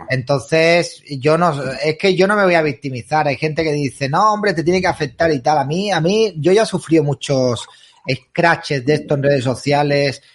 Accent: Spain; somos españoles

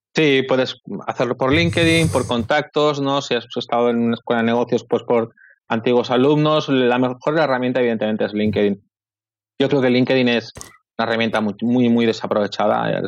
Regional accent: Barcelona, Catalonia, Spain; Yo soy de Barcelona

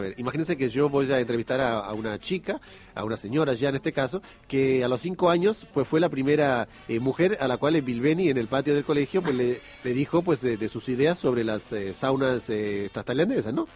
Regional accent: Argentina; moved away; en mi país

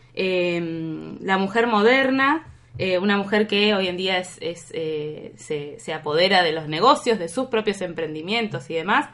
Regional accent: Trelew, Chubut, Argentina; also born or lived in Buenos Aires; yo soy de Buenos Aires, pero crecí y viví la mayor parte de mi vida acá en Treleu

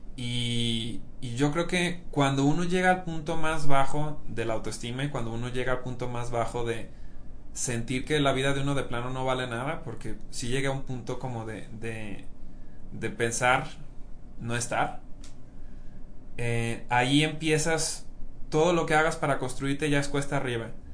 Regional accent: Mexico; yo soy mexicano

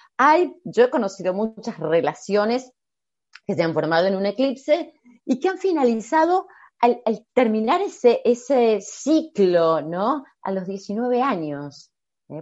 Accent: Argentina; yo como argentina

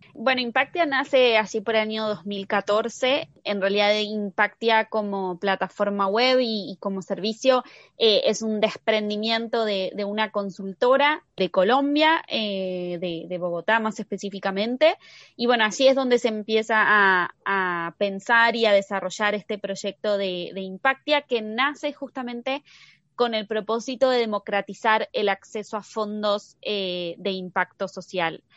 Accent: Argentina; yo soy argentina

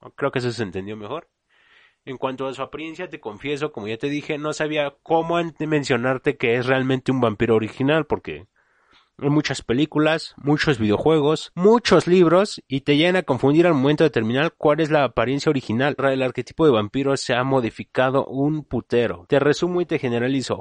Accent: Mexico; como le conocemos aquí en México

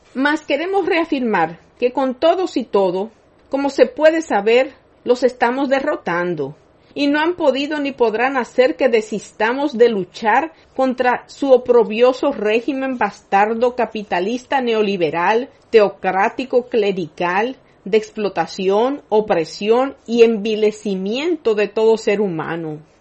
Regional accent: Dominican Republic; como nación y pueblo dominicanos

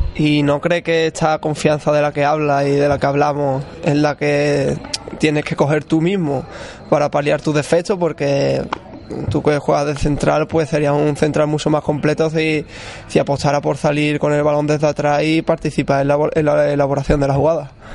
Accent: Trebujena, Andalusia, Spain; en el equipo en mi pueblo

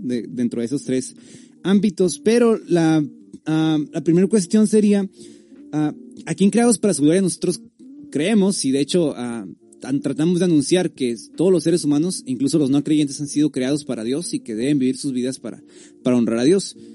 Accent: Tijuana, Baja California, Mexico; Los demás somos de aquí, de, Tijuana

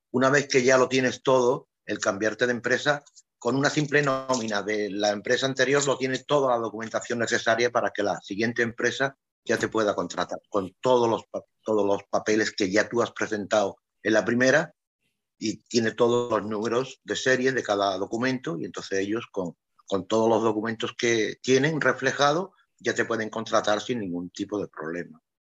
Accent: Andalusia, Spain; moved away as an adult; also born or lived in Ibiza / Morocco / Venezuela / Seville; now in Brandenburg, Germany; yo soy de Andalucía. Eh, los andaluces vivimos en la calle

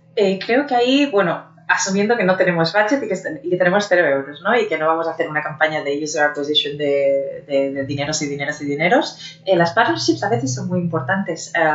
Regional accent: Barcelona, Catalonia, Spain; moved away as an adult; now in Germany; mi ciudad natal

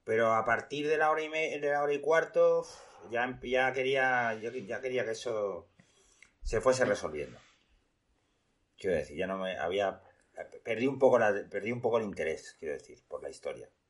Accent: Spain; para que veáis cómo somos los españoles, ¿eh?

